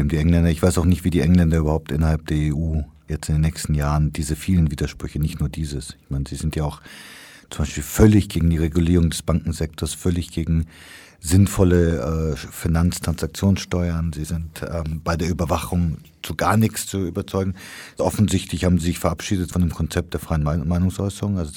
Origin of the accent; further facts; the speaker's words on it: Kenya; Ich meine, ich bin in Kenia aufgewachsen, wo es den berühmten Mau Mau Aufstand gab